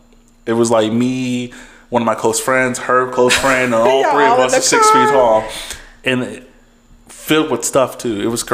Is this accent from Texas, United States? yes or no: yes; Texas, United States; I'm from Texas